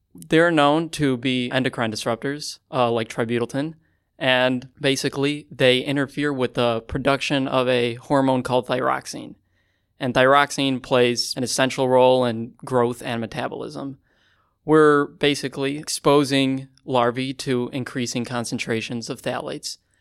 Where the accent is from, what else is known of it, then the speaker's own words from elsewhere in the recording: Chicago, Illinois, United States; I'm from Chicago, Illinois